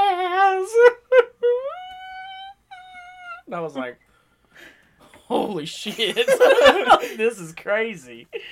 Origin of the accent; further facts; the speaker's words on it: the South, United States; we're from the South